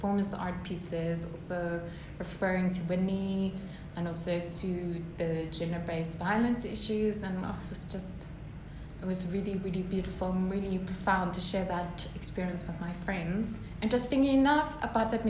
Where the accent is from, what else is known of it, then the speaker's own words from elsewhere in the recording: South Africa; being a South African